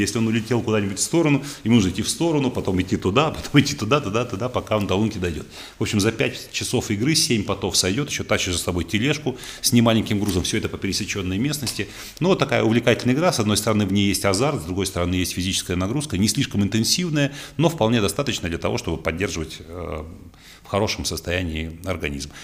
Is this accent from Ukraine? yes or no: yes; Odesa, Odesa Oblast, Ukraine; moved away; в моем родном городе Одессе